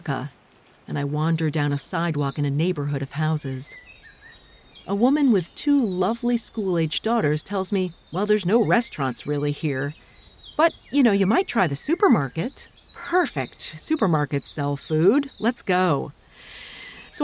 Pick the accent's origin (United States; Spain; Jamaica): United States; I'm from the United States